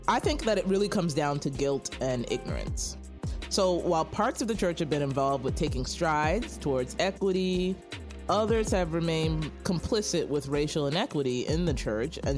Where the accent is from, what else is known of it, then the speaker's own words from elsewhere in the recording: New York City, New York, United States; moved away; also born or lived in Texas / St. Louis; we're brother and sister in Christ. We grew up in Brooklyn, New York. I'm still living in Brooklyn, but I serve in the Bronx.